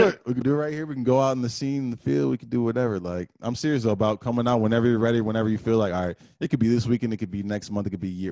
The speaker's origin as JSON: {"language": "English", "town": "Detroit", "region": "Michigan", "country": "United States", "tie": "born or raised there", "also_born_or_lived": "Texas / Redford, Michigan", "said": "I spent half my life probably in Detroit, half my life probably in Redford"}